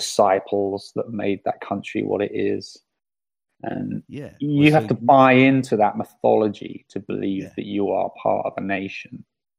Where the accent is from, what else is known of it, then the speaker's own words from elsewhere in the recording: England, United Kingdom; now in Spain; because I'm English